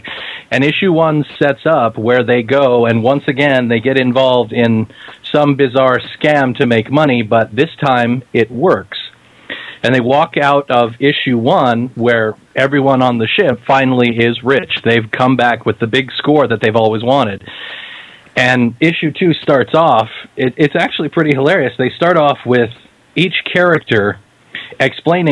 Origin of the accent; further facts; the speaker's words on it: Kansas, United States; I'm from Kansas